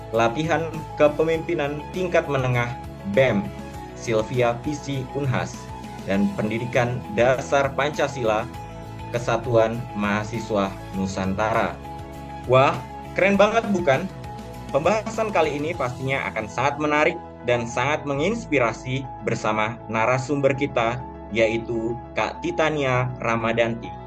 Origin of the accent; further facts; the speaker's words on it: Riau Islands, Indonesia; now in Semarang, Indonesia; Perkenalkan saya dari Provinsi Kepulauan Riau. Saat ini saya berdomisili di Resimen Kemahataran Semarang di Akademi Maritim Nasional Indonesia di Semarang.